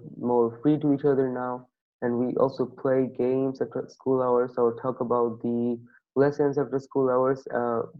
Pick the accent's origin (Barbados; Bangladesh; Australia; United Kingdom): Bangladesh; from Bangladesh and I'm 13 years old.